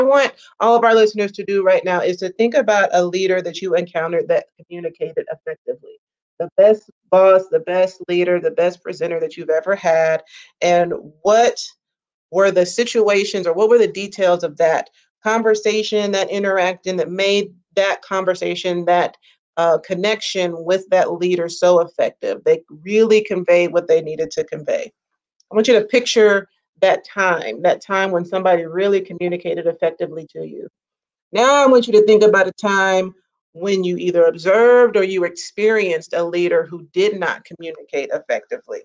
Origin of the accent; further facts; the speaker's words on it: Mississippi, United States; now in Texas, United States; I'm originally from Mississippi